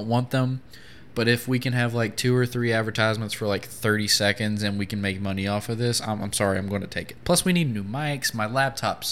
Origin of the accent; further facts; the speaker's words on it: Appalachian Mountains in Kentucky, United States; I grew up in the Appalachian Mountains in Kentucky